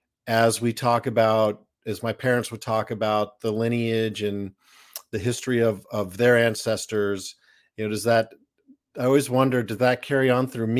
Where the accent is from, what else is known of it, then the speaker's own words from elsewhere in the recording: Littleton, Colorado, United States; moved away as an adult; now in San Anselmo, United States; We grew up in Colorado, just outside Denver, Colorado, in a town called Littleton